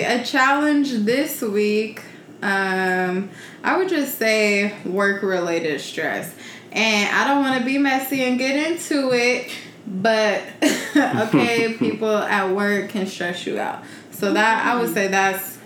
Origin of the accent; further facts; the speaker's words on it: Carson, California, United States; we moved when I graduated from Chapman to Carson. Well, that's where I grew up